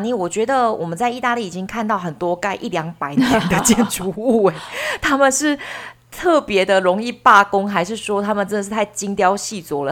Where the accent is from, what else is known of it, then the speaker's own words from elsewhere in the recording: Taiwan; 我们台湾人如果买房子的时候都不喜欢买老房子